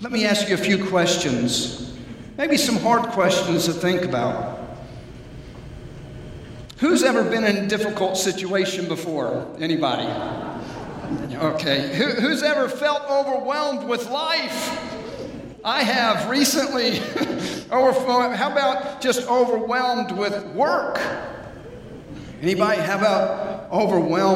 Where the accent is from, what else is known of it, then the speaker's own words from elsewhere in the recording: Atlanta, Georgia, United States; I was raised in Atlanta, Georgia.